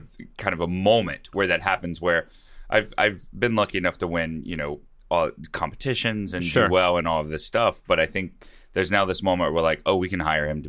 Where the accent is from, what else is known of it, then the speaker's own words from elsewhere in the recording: Mobile, Alabama, United States; Mobile, Alabama.